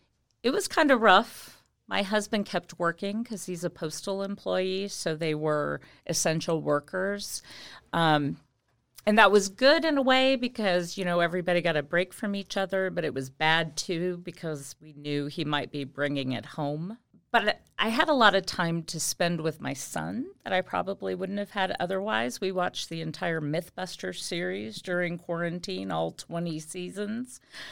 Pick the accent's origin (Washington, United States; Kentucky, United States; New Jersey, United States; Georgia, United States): Kentucky, United States; born there; I was born in Kentucky. But my family moved around quite a bit.